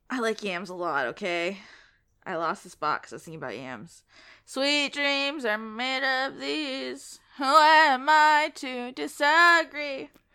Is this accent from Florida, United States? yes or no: yes; Collier County, Florida, United States; also born or lived in Lee County, Florida; now in Leon County, United States; I lived in Lee County, but I was born in Collier